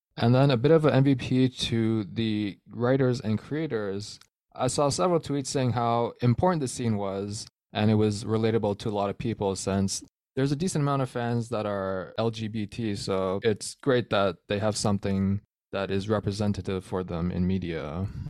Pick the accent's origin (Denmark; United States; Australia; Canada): Canada; I'm Canadian